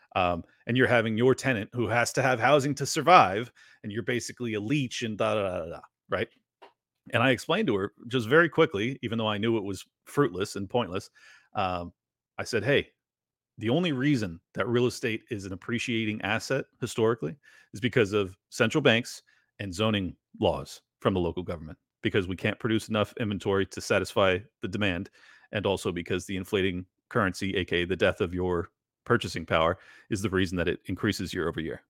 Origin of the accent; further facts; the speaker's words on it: San Diego, California, United States; moved away as an adult; my hometown was becoming